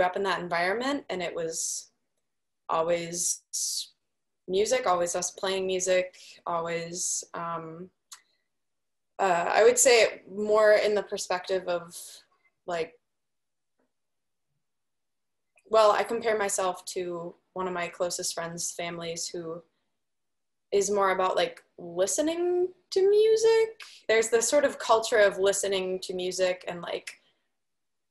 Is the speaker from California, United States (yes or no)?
no; Des Plaines, Illinois, United States; moved away as an adult; also born or lived in Milwaukee, Wisconsin; Des Plaines, Illinois. It is right outside of Chicago.